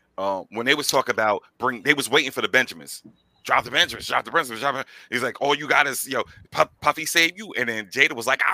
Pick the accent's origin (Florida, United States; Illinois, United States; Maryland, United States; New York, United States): New York, United States; Yonkers; As someone who is born and raised in Yonkers